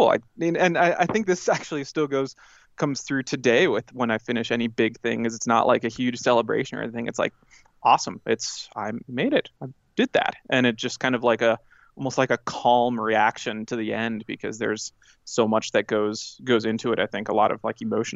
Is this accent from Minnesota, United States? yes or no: yes; Minneapolis, Minnesota, United States; I grew up in Minnesota, in the suburbs of Minneapolis